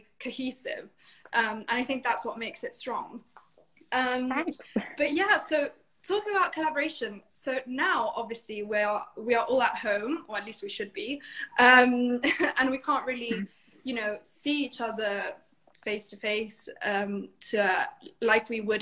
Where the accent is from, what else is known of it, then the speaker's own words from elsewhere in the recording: Italy; Italy, my home country.